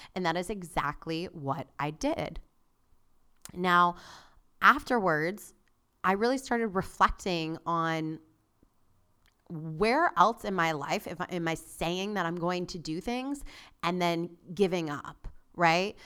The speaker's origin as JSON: {"language": "English", "region": "South Florida", "country": "United States", "tie": "born or raised there", "said": "I grew up in South Florida."}